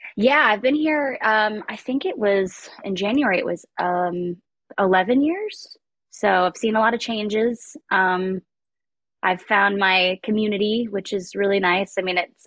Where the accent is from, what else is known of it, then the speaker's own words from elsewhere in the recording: West Palm Beach, Florida, United States; moved away; I'm from West Palm Beach, Florida. It was a very interesting place to grow up